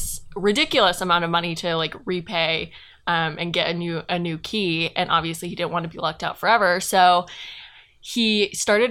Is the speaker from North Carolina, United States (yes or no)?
yes; Asheville, North Carolina, United States; I use she/her pronouns, and I am from Asheville, North Carolina, which is in the mountains of North Carolina, but I go to school at UNC, which is in Raleigh.